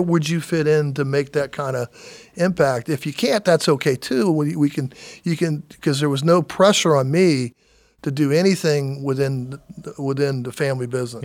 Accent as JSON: {"language": "English", "town": "Daytona Beach", "region": "Florida", "country": "United States", "tie": "born or raised there", "said": "growing up in Daytona"}